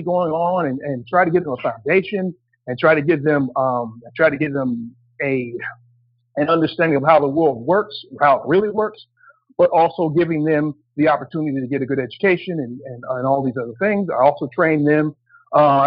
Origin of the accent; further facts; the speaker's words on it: New Jersey, United States; when I was growing up in New Jersey